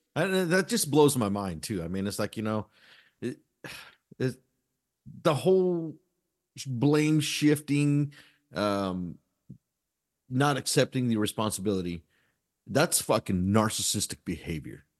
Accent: United States; we as this American public

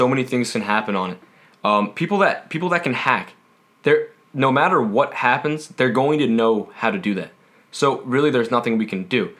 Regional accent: United States; we're the American people

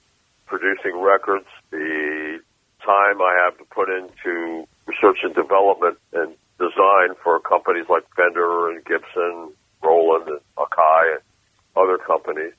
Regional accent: Mexico City, Mexico; moved away; also born or lived in Boston; I grew up in Mexico City, so I was listening to a lot of guitar players

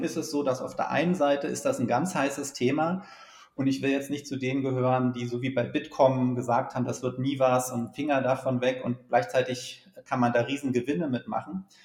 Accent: Germany; also born or lived in Berlin; die große DDR, aus der ich ja komme

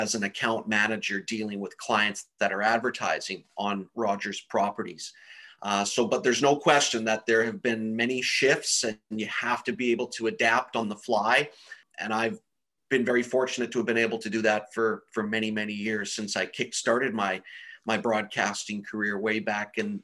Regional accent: Nanaimo, British Columbia, Canada; also born or lived in Victoria, British Columbia; I grew up on Vancouver Island. I was born in Victoria, but I was raised in Nanaimo

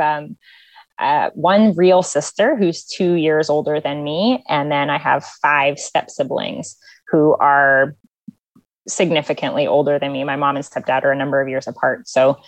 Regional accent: Moscow, Idaho, United States; now in Virginia Beach, United States; I grew up in Moscow, Idaho

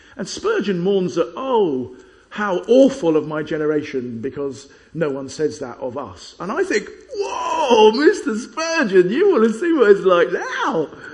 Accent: Chessington, London, United Kingdom; When I was a kid, I grew up in Chessington

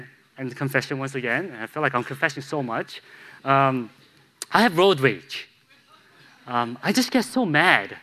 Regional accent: Chicago, Illinois, United States; now in Charlotte, United States; I grew up in Chicago

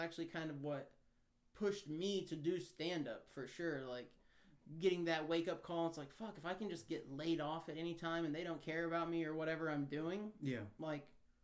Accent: Kansas, United States; moved away as an adult; now in San Diego, United States; I'm from Kansas and moved out here about 4 years ago

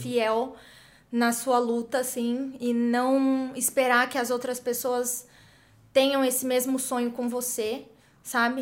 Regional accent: interior of São Paulo, Brazil; moved away as an adult; also born or lived in United States; eu sou brasileira, sou do interior de São Paulo

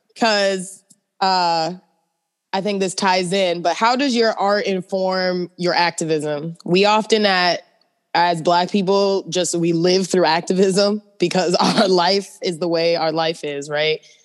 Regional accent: East Coast, United States; moved away; I'm from the East Coast

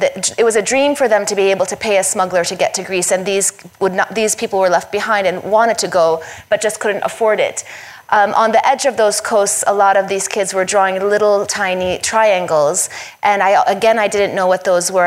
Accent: Syria; moved away; also born or lived in United States; when we moved to Syria from the United States

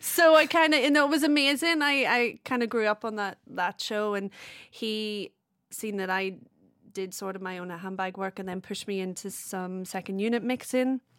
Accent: Belfast, Northern Ireland, United Kingdom; moved away as an adult; also born or lived in Wales; I'm originally from Belfast. I moved over in two thousand six to study film and video in Wales.

